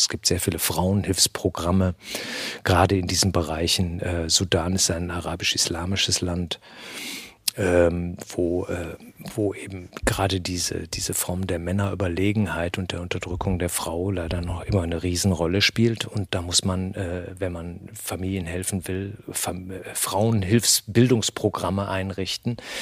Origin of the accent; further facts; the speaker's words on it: Germany; hier bei uns in Deutschland